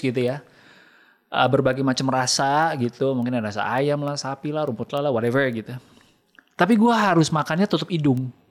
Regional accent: Jakarta, Indonesia; sebagai orang Jakarta

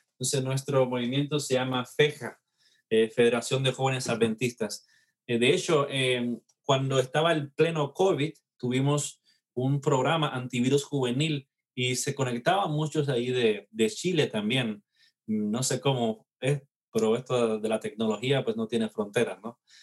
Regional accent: Cuba; now in Mississippi, United States; soy nacido en Cuba

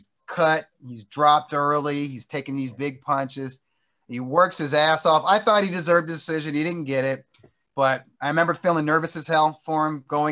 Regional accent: Inglewood, California, United States; my hometown here in Inglewood

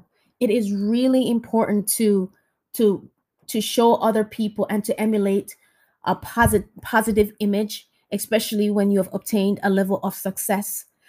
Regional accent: Jamaica; now in United States; When we came from Jamaica, my brother and I, we didn't know anything about the American culture.

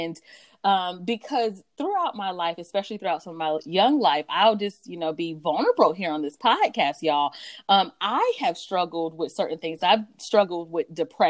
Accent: North Carolina, United States; also born or lived in Stamford, Connecticut; I grew up partly in North Carolina, partly in Connecticut

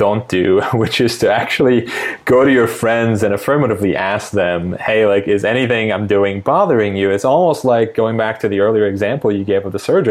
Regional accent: Istanbul, Turkey; moved away as an adult; now in United States; I was born and raised in Istanbul, Turkey, lived there for 18 years and then came to the US for college

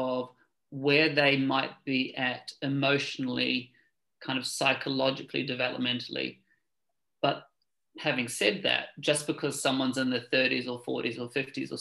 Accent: New Zealand; moved away as an adult; now in London, United Kingdom; I was born in New Zealand a long time ago, but I've been living in London for the last 18 years.

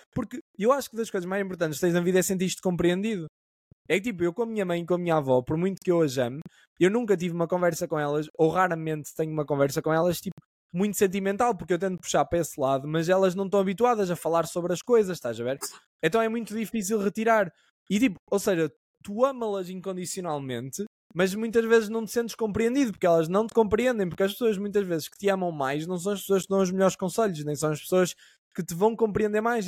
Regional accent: Caminha, Norte, Portugal; now in Lisbon, Portugal; Eu sou uma pessoa do Norte

